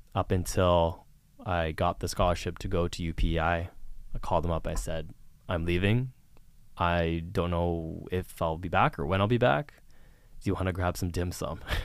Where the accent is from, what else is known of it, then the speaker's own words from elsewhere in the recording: Vancouver, British Columbia, Canada; moved away as an adult; also born or lived in Prince Edward Island / Toronto; I grew up in Vancouver, British Columbia